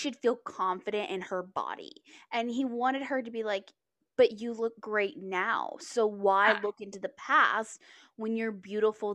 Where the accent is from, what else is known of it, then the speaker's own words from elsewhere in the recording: Texas, United States; I grew up in Texas.